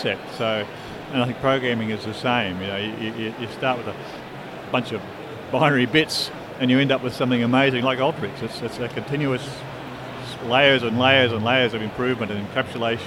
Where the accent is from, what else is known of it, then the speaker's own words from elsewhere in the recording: Melbourne, Victoria, Australia; I'm from Australia. We're from Melbourne, Victoria, in Australia.